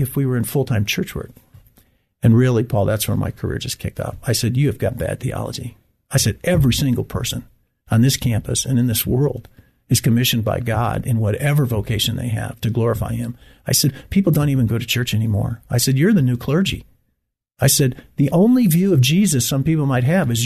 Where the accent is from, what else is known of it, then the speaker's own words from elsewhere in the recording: Great Lakes, United States; moved away as an adult; now in Abilene, United States; I grew up in the Great Lakes